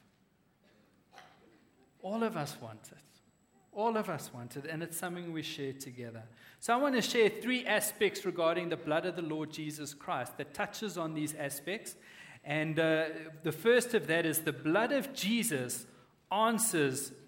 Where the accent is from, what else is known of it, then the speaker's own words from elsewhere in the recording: Western Cape, South Africa; moved away; I grew up in the Cape, we used to have this big hill in the suburb we lived